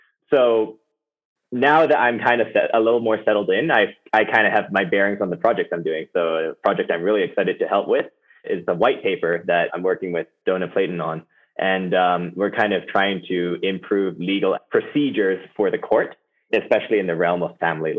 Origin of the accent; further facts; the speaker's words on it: Hong Kong; Well, I grew up in Hong Kong, actually. Both my parents are Americans, but they decided to work abroad.